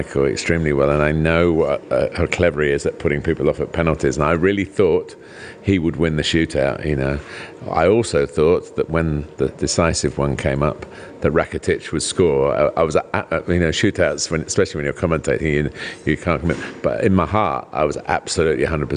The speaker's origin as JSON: {"language": "English", "region": "England", "country": "United Kingdom", "said": "I'm English"}